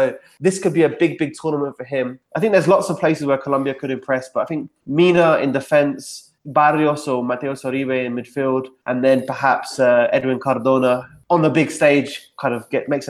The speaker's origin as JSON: {"language": "English", "region": "England", "country": "United Kingdom", "said": "Yeah, well, for me, I'm English."}